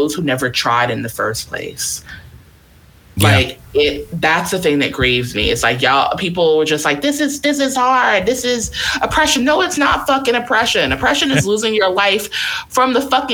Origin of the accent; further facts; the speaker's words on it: New York, United States; I'm from New York